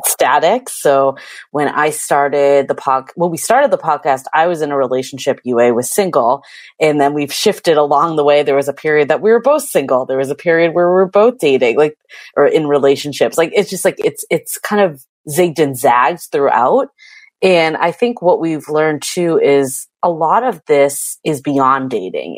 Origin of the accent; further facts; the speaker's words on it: East Coast, United States; moved away as an adult; now in San Francisco, United States; I'm originally from the East Coast